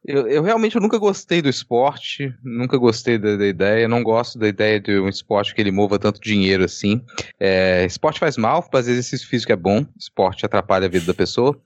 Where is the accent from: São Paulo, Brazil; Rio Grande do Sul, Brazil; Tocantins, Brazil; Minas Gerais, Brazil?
Minas Gerais, Brazil; now in Espírito Santo, Brazil; sou de Minas Gerais